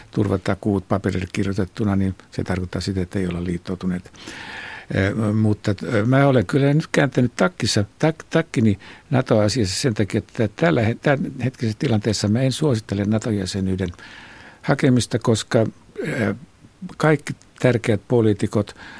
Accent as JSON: {"language": "Finnish", "town": "Imatra", "region": "South Karelia", "country": "Finland", "said": "Minä olen Imatralta, niin tuota tämä on tämä murre on tämmöinen."}